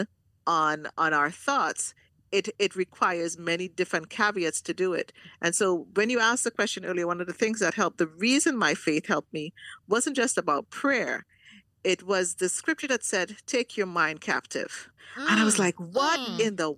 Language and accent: English; Trinidad & Tobago; I'm a Trinidadian